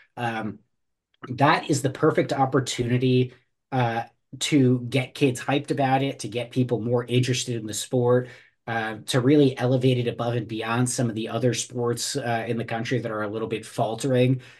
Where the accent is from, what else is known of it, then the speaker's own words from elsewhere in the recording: New Jersey, United States; I grew up in New Jersey